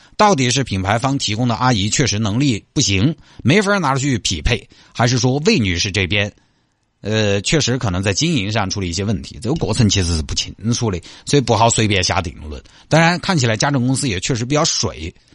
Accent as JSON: {"language": "Chinese", "region": "Sichuan", "country": "China", "accent": "Sichuanese", "first_language": "Sichuanese", "said": "从小说，四川话长大的"}